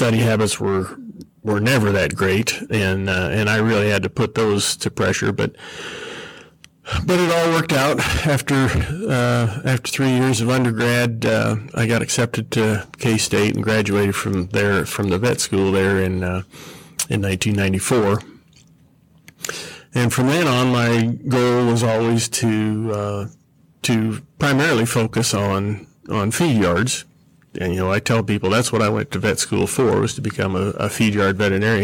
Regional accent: Iowa, United States; also born or lived in Sublette, Kansas; now in Topeka, Kansas, United States; I was born in Iowa.

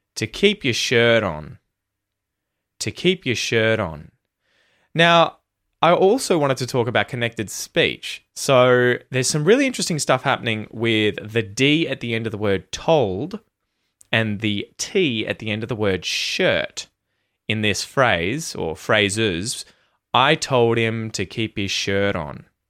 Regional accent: Australia; accent: Aussie; my Aussie accent

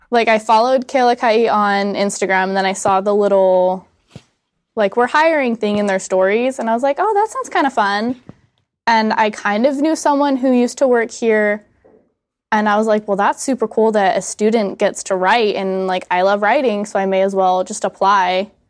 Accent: Atlanta, Georgia, United States; Um, so I am from, I tell people I'm from Atlanta, Georgia. I kind of grew up all over the United States, though.

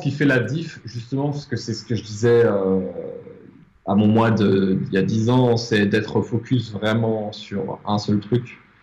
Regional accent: France; moved away as an adult; also born or lived in Paris; now in Mauritius; J'habite à l'île Maurice, alors que je suis français, que j'ai vécu à Paris

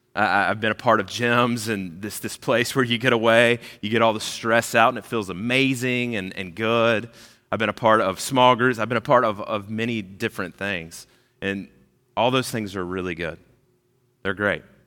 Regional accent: Georgia, United States; moved away as an adult; also born or lived in South Carolina / Kentucky; now in Orlando, United States; I grew up in Georgia. I lived there for years and years.

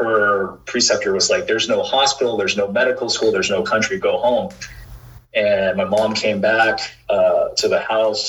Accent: Southern California, United States; I am originally from Southern California.

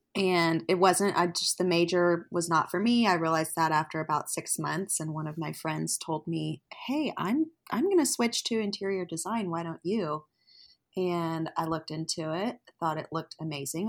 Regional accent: Fort Worth, Texas, United States; now in Oklahoma City, United States; I live in Oklahoma City, but I am originally from Fort Worth, Texas

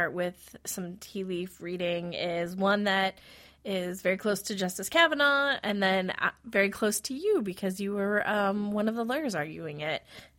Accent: Wisconsin, United States; moved away; I'm originally from Wisconsin

